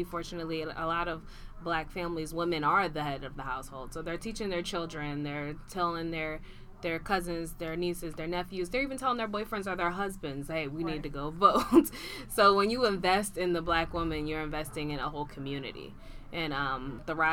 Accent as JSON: {"language": "English", "region": "New Jersey", "country": "United States", "said": "I'm from New Jersey"}